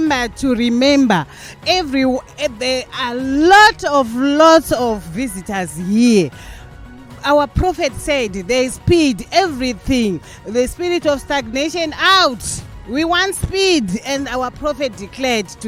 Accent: Zimbabwe; from Zimbabwe

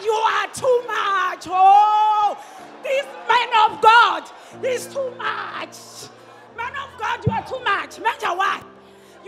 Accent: Limpopo, South Africa; now in Johannesburg, South Africa; I'm from Limpopo, I'm staying south

